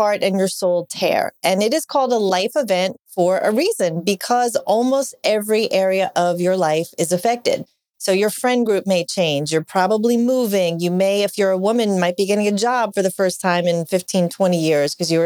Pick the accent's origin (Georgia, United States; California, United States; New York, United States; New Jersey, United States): New York, United States; I grew up in New York, Italian, Catholic